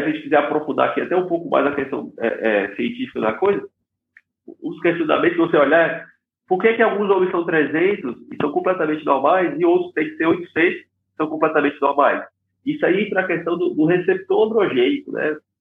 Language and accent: Portuguese; Fortaleza, Ceará, Brazil; moved away as an adult; also born or lived in United States; Eu sou originalmente aqui do, do, de Fortaleza, do Ceará